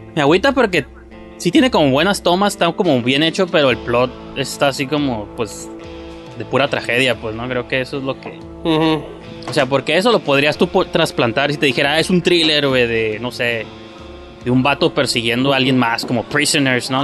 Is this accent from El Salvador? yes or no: no; Tijuana, Baja California, Mexico; somos de Tijuana